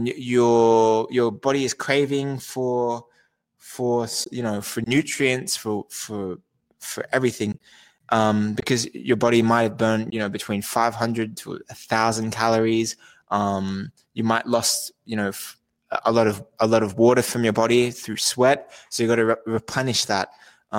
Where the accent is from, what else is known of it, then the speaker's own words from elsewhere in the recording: Australia; moved away; I'm originally from Australia.